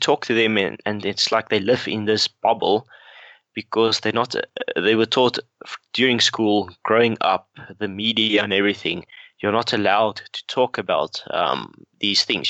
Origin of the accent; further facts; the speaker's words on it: South Africa; growing up in South Africa